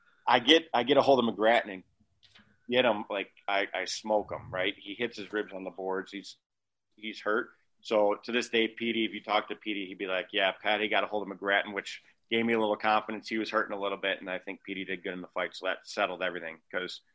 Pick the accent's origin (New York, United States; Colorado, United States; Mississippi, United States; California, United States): New York, United States; Angola; also born or lived in Rochester; I'm essentially living at home in Angola